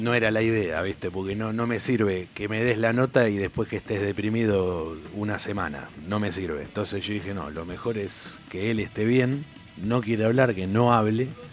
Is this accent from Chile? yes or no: no; Argentina; soy argentino